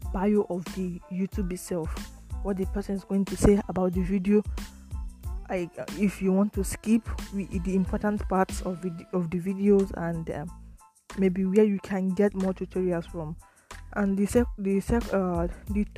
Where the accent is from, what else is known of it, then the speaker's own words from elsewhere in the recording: Nigeria; now in Italy; I live in Italy but I'm from Nigeria